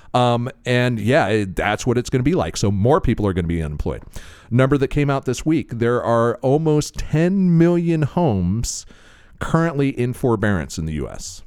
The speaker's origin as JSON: {"language": "English", "region": "Florida", "country": "United States", "said": "I'm from Florida"}